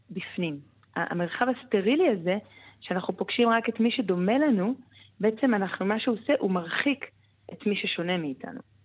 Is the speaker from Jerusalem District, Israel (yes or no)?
yes; Jerusalem, Jerusalem District, Israel; ואני אומרת את זה בתור ירושלמית